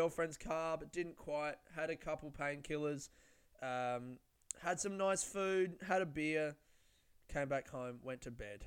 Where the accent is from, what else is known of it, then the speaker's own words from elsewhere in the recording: Adelaide, South Australia, Australia; I'm from Adelaide